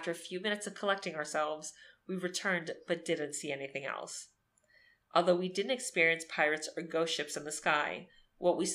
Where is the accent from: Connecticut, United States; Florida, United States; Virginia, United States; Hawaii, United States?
Florida, United States; Miami; growing up in Miami